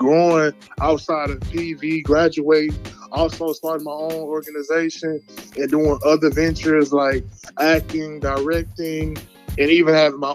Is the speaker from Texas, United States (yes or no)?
yes; Houston, Texas, United States; I was born in Houston, Texas